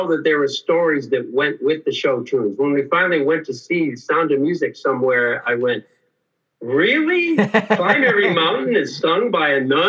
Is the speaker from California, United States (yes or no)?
no; Painesville, Ohio, United States; moved away as an adult; also born or lived in Nebraska; I'm from northeastern Ohio, the city of Painesville, 30 miles east of Cleveland.